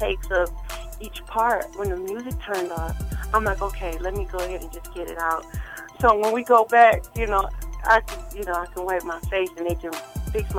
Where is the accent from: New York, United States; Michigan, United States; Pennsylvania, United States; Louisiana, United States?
Michigan, United States; Saginaw; I was born and raised in Saginaw, Michigan